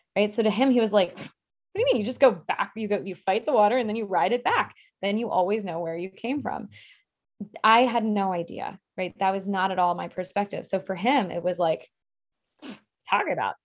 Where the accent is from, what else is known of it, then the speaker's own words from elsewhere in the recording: Maryland, United States; I grew up in Maryland where there was, like, a dam every mile